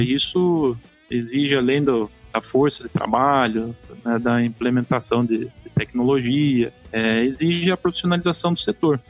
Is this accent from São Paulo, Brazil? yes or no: yes; Porto Feliz, São Paulo, Brazil; eu nasci em Porto Feliz, é, estado de São Paulo, que é ficar próximo a Sorocaba